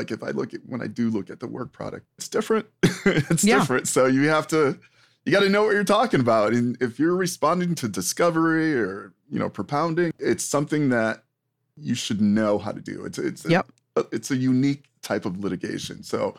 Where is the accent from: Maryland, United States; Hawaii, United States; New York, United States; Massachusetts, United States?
New York, United States; I'm from New York and you're from PA.